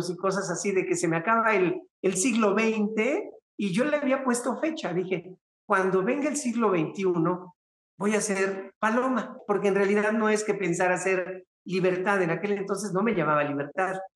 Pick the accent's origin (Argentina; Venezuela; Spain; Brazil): Venezuela; Mira, vale, pues yo soy venezolana, ¿sabes?